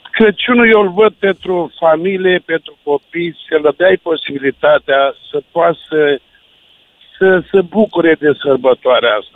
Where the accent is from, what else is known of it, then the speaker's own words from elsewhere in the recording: Brăila, Brăila County, Romania; Da, eu sunt din Brăila, deci rămân uh, dezamăgit uh, de unele orașe.